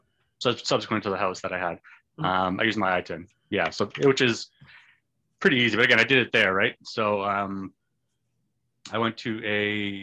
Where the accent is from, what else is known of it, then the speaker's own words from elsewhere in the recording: Canada; I'm Canadian.